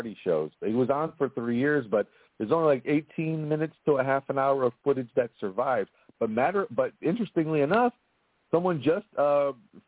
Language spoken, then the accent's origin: English; Cleveland, Ohio, United States; we make Cleveland a character in the show, as far as it being where we're from.